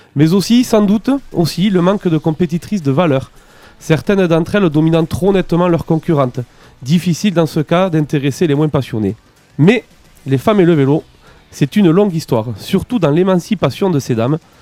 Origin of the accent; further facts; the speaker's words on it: France; chez nous en France